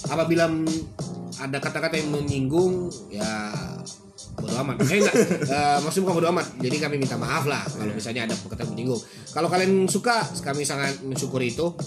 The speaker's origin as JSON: {"language": "Indonesian", "region": "East Nusa Tenggara", "country": "Indonesia", "tie": "born there", "said": "Lahir di Nusa Tenggara Timur, ya sebut aja lah ya Nusa Tenggara"}